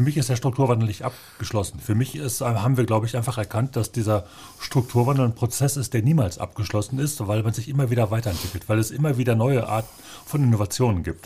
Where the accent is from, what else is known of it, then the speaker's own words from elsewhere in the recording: Bochum, North Rhine-Westphalia, Germany; ich habe immer in Bochum gewohnt. Ich habe Bochum nie verlassen, um woanders zu studieren oder zu wohnen.